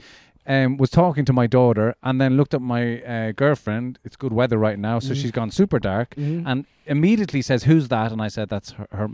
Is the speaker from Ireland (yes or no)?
yes; Ireland; when I grew up in Ireland, there was nobody of any color